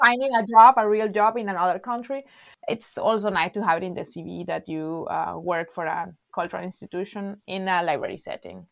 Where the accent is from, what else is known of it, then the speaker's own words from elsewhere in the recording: La Guaira, Venezuela; English is a second language; moved away as an adult; now in Freiburg, Germany; am from Venezuela, actually from La Guaira, from the Caribbean Sea